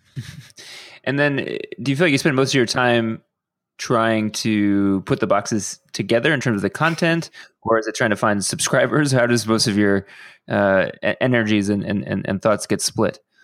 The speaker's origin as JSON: {"language": "English", "town": "Houston", "region": "Texas", "country": "United States", "tie": "born or raised there", "said": "somebody who grew up in Houston"}